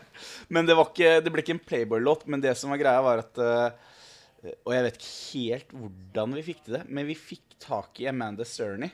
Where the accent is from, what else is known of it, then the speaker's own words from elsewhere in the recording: Snarøya, Akershus, Norway; moved away as an adult; Jeg er jo fra Snarra